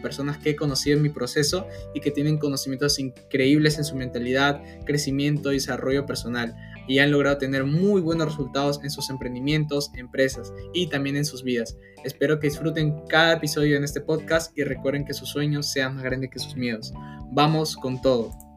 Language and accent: Spanish; Peru; soy de Perú